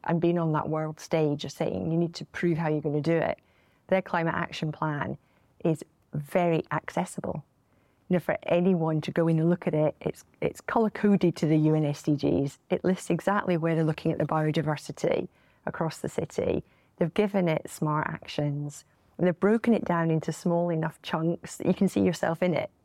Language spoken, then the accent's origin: English; Glasgow, Scotland, United Kingdom; our city and our country